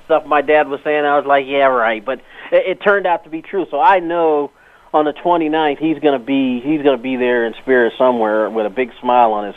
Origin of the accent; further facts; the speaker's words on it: Los Angeles, California, United States; a young black kid growing up in Los Angeles